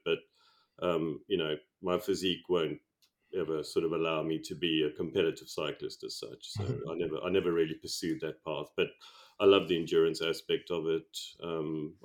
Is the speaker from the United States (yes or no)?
no; South Africa; accent: South African; moved away as an adult; now in United Kingdom; I was brought up in South Africa, as my accent can attest